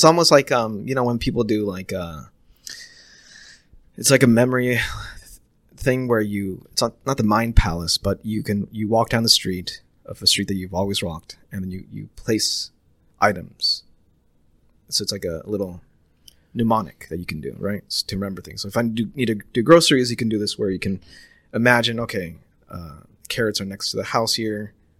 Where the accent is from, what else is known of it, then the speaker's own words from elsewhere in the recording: United States; I'm pure American.